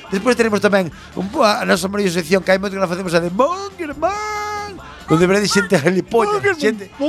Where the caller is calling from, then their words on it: Catalonia, Spain; Hola, buena nit, que veño de Cataluña